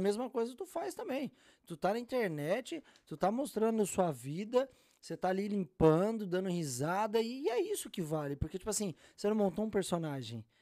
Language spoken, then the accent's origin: Portuguese; Cajamar, São Paulo, Brazil; also born or lived in Jundiaí; now in United States; Nasci em Jundiaí, criado em Cajamar, do lado ali